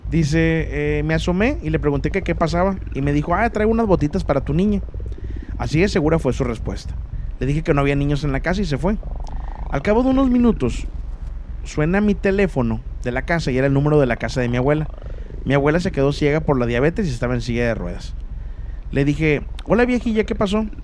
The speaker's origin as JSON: {"language": "Spanish", "region": "Mexico City", "country": "Mexico", "said": "Ciudad de México."}